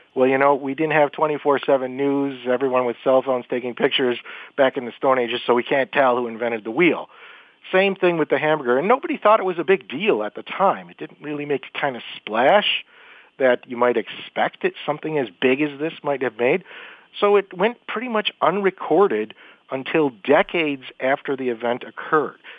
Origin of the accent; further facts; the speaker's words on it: Buffalo, New York, United States; my hometown of Buffalo, New York